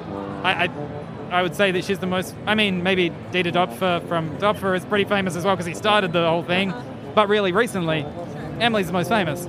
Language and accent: English; Central Queensland, Australia; I grew up on a farm and I'm from Central Queensland originally